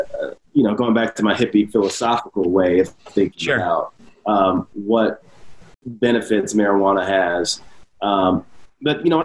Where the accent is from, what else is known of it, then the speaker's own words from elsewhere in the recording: the South, United States; growing up in the South